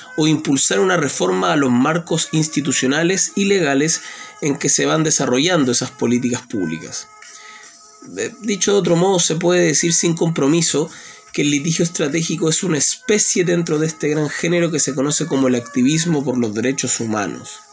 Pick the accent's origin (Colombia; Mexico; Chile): Chile; mi país, en Chile